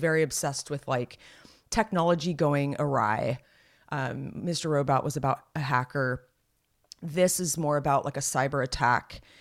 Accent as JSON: {"language": "English", "town": "Los Gatos", "region": "California", "country": "United States", "tie": "born or raised there", "said": "Los Gatos, uh, my hometown"}